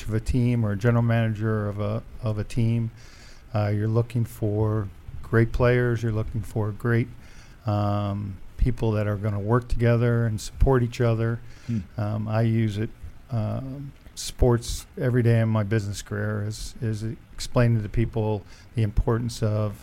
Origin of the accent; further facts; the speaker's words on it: Syracuse, New York, United States; Syracuse, New York